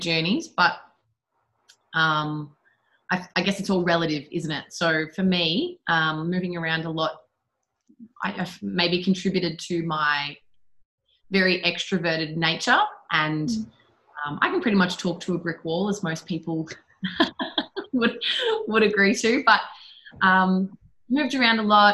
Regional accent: Shepparton, Victoria, Australia; I started going to Shepparton High School, and then I left home the day after my 15th birthday.

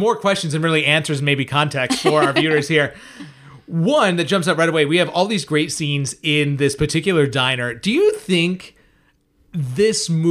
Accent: Northeast, United States; now in Tampa, United States; I come from the Northeast

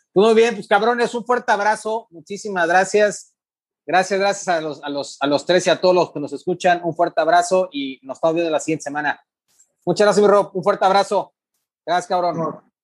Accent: Ciudad Mante, Tamaulipas, Mexico; now in Tampico, Mexico; yo soy de Mante, pero vivo en Tapico

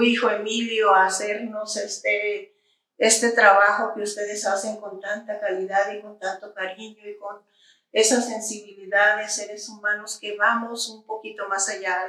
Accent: Villanueva, Zacatecas, Mexico; born or raised there; now in Zacatecas, Mexico

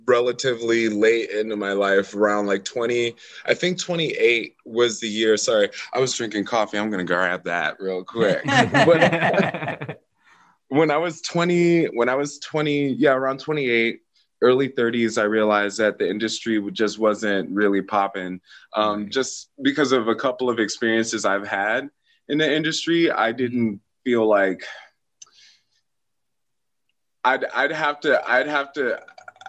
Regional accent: Bowie, Maryland, United States; also born or lived in Queens, New York; I grew up in Bowie, Maryland. I grew up in Queens, New York, and then my parents moved to Bowie, Maryland. That's pretty much where I spent most of my time

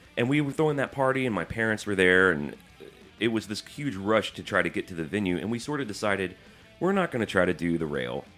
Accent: Birmingham, Alabama, United States; moved away; I grew up in Birmingham

